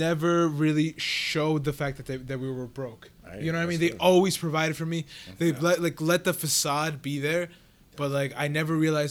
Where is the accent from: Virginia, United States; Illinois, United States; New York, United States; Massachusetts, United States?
New York, United States; Long Island; now in Florida, United States; I'm from New York. Oh. Yeah, plus Long Island.